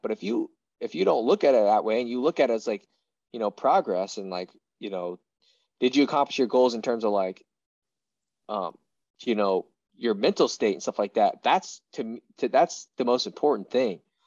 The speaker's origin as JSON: {"language": "English", "region": "Iowa", "country": "United States", "tie": "born or raised there", "said": "growing up in Iowa, there's so many division one athletes that come out of here in wrestling"}